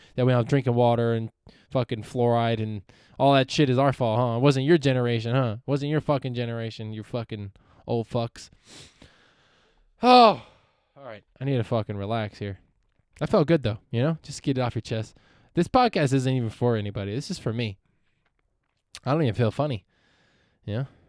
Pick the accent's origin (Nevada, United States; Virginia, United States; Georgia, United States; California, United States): California, United States; Palmdale; also born or lived in San Francisco Bay Area; I'm from Palmdale, California.